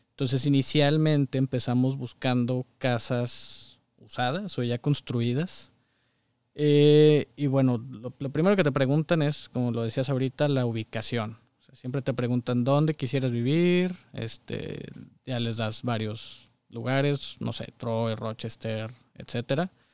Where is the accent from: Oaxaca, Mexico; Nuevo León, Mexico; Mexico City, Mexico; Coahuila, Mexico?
Coahuila, Mexico; Saltillo; moved away as an adult; now in Michigan, United States; Toda mi vida, hasta hace unos años viví en Saltillo